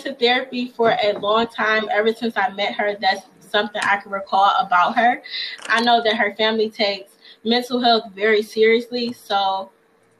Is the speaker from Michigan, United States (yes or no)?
yes; Detroit, Michigan, United States; from Detroit, Michigan.